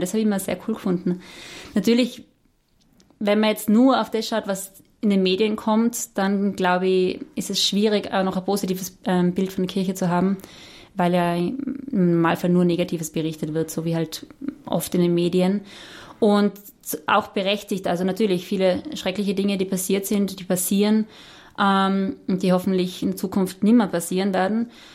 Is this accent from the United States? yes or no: no; Austria; als Österreicherin